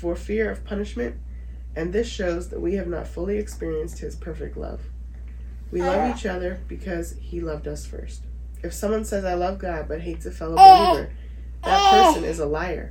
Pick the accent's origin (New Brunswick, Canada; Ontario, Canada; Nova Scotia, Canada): Nova Scotia, Canada; Dartmouth; moved away as an adult; I'm from Dartmouth, Nova Scotia, Canada. Born and raised, moved away when I was 20.